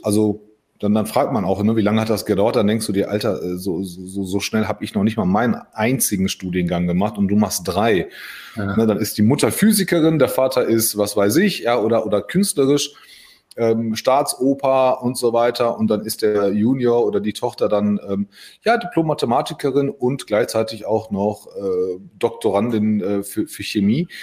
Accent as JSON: {"language": "German", "town": "Solingen", "region": "North Rhine-Westphalia", "country": "Germany", "tie": "born or raised there", "also_born_or_lived": "Hagen", "said": "ich bin ja in Hagen geboren und mit sechs sind wir, glaube ich, umgezogen nach, nach Solingen"}